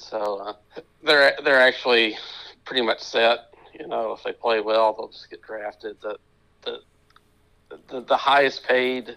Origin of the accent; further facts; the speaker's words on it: Memphis, Tennessee, United States; Memphis State University, my hometown team